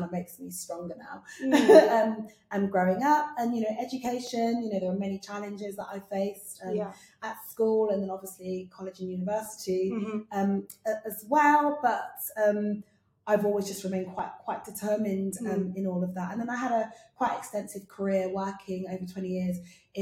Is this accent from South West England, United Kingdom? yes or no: yes; Bristol, South West England, United Kingdom; moved away; also born or lived in London; I'm originally from Bristol, which is in the southwest, and I grew up in quite a large family